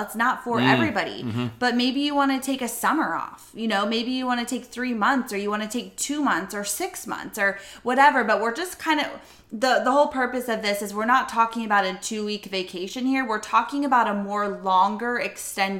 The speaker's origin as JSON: {"language": "English", "region": "Florida", "country": "United States", "said": "we're from Florida"}